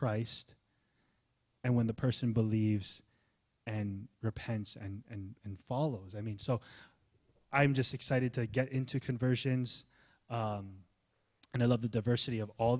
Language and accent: English; Hawaii, United States; also born or lived in California; I was born in Cali, I was raised in Hawaii